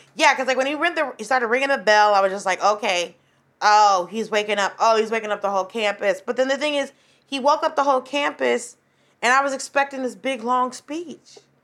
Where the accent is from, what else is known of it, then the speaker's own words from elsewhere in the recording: Atlanta, Georgia, United States; I graduated from high school in Atlanta. I'm from Atlanta